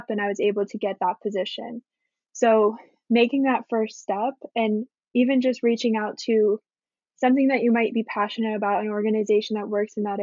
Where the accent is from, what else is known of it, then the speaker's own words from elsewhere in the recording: Broward County, Florida, United States; I was born in Florida, in Broward County, which is very much a Democratic stronghold